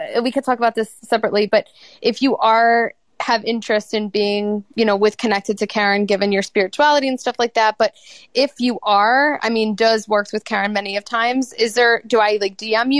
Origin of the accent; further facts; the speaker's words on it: Buffalo, New York, United States; Buffalo. But everyone says I sound like I'm from New York.